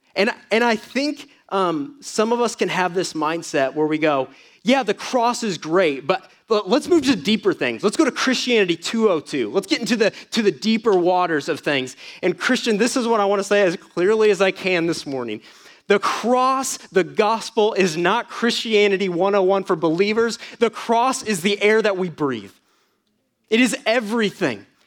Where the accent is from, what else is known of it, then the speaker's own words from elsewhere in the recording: Atlanta, Georgia, United States; moved away; I come from Atlanta